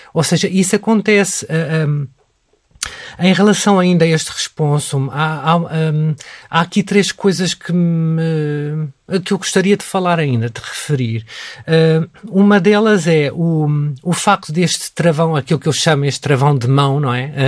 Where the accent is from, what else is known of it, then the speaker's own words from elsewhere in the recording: Portugal; sou católico porque nasci em Portugal e porque nasci no seio de uma família católica